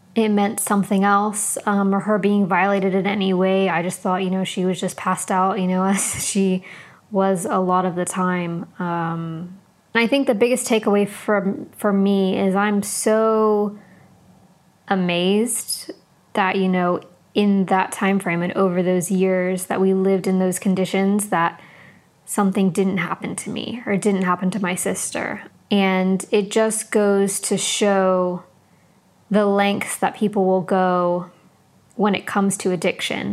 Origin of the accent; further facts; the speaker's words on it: San Diego, California, United States; now in London, United Kingdom; we grew up in San Diego, California